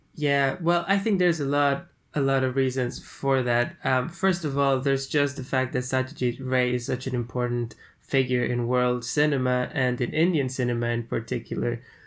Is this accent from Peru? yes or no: yes; Peru; I'm from Peru, from South America